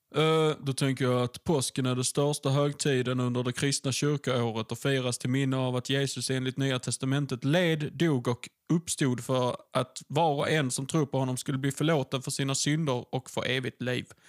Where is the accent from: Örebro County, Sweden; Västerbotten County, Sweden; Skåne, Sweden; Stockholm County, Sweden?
Skåne, Sweden; Ystad; vi kommer från Ystad och där har de filmat Wallander